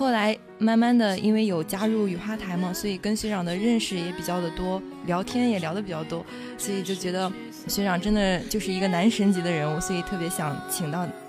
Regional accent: Shandong, China; 因为我是山东人嘛，所以第一次看到就是说在青岛的时候就感觉好亲切。

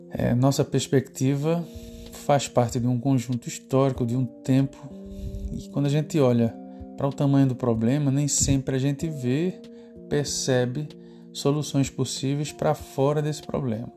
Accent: Recife, Pernambuco, Brazil; eu sou cá de Recife

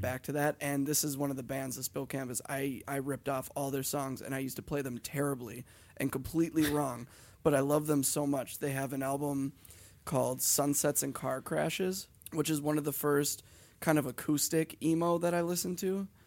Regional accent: Hibbing, Minnesota, United States; where we're from, because we're from the town that he was born

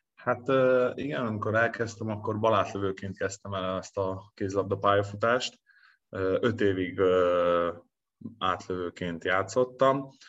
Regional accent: Szombathely, Vas, Hungary; now in Veszprém, Hungary; ott szombathelyen, ahol én születtem

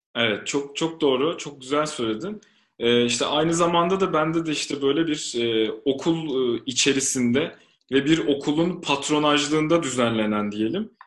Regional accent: Istanbul, Turkey; İstanbul doğumluyum.

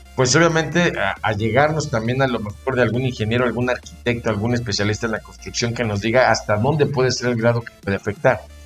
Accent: Mexico; somos mexicanos

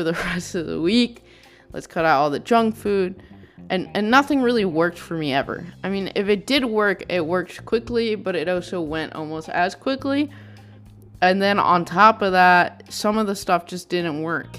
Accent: Texas, United States; I grew up in Texas

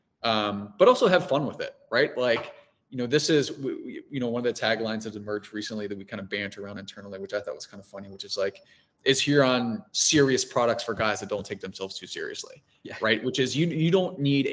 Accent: Cincinnati, Ohio, United States; now in New York, United States; being from Cincinnati

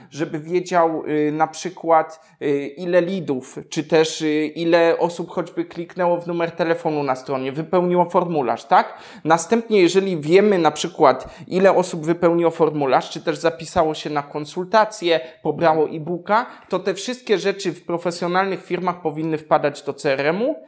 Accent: Poland; accent: Polish; mój niemiecki nie jest idealny, bo zawsze będzie słysa-, słyszał choćby ten polski akcent

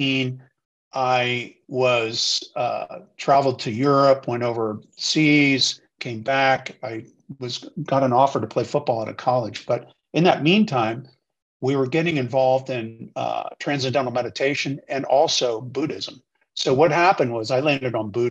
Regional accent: Washington, District of Columbia, United States; I grew up in Washington, D.C.

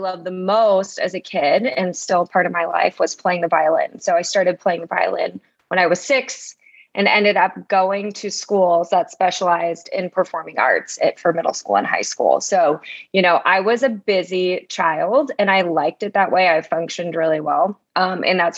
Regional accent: Las Vegas, Nevada, United States; now in Austin, United States; growing up in Vegas

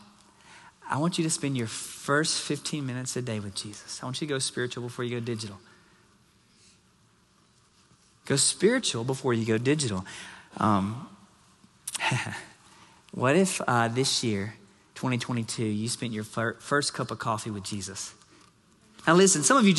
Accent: Nashville, Tennessee, United States; now in Surprise, United States; I'm from Music City, I call Nashville home

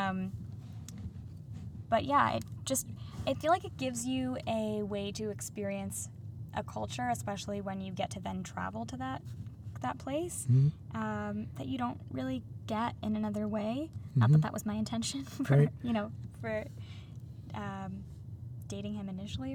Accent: Pennsylvania, United States; moved away as an adult; also born or lived in New York / Vancouver; now in Toronto, Canada; I grew up in Pennsylvania in a small town

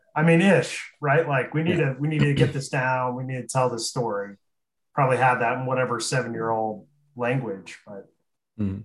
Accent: Aurora, Nebraska, United States; I'm from Aurora

